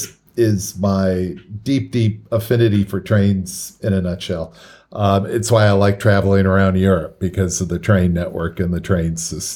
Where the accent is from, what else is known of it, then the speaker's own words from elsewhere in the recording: the Bay Area, California, United States; Growing up in California, in the Bay Area